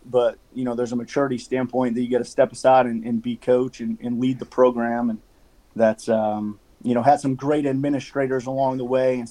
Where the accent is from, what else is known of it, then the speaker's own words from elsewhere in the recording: just west of Albany, New York, United States; moved away; also born or lived in Vermont; I grew up in New York, just west of Albany